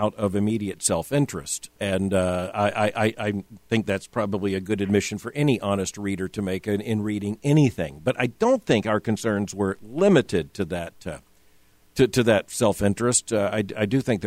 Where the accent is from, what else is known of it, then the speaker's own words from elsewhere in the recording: Fort Lauderdale, Florida, United States; moved away; I grew up in a community with a large Jewish population, and they had bar mitzvahs